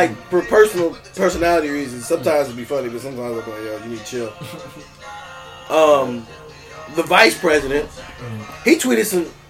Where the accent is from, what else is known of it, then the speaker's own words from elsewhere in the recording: Warren, Ohio, United States; No, Warren, Ohio, my hometown.